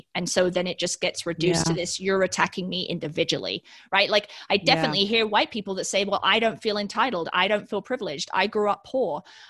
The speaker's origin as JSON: {"language": "English", "country": "United Kingdom", "tie": "born or raised there", "said": "it's making me think about growing up in the United Kingdom, being so close to mainland Europe, right?"}